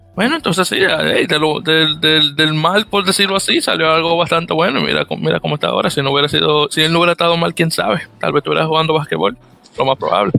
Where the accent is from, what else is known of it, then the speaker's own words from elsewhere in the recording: Santo Domingo, Distrito Nacional, Dominican Republic; now in New York, United States; Santo Domingo de Guzmán, República Dominicana, radicado en la bella ciudad de Nueva York